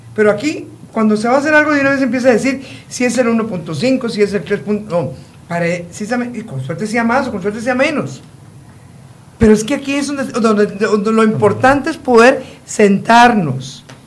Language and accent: Spanish; Costa Rica